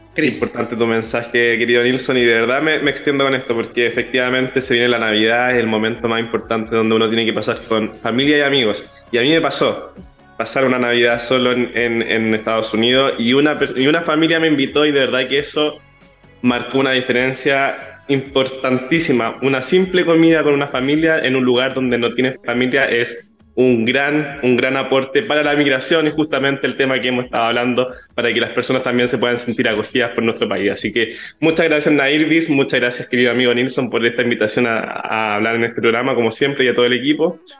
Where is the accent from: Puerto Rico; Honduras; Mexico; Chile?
Chile; nosotros como chilenos